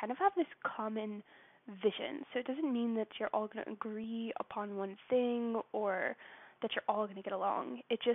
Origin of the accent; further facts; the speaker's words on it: United States; I'm from the States, so that's not my native country